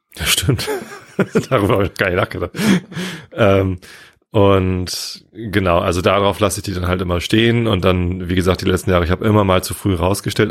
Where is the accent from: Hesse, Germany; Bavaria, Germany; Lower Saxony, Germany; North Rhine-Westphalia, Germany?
Lower Saxony, Germany; Wistedt; Ich bin ja in Wisted aufgewachsen